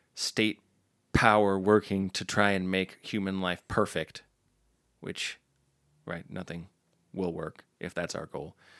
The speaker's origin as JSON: {"language": "English", "country": "United States", "said": "I'm an American"}